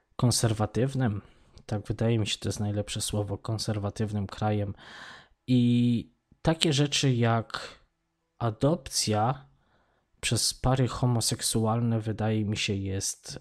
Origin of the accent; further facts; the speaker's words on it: Poland; moved away as an adult; ja wyjechałem z Polski lat temu, to już będzie z 15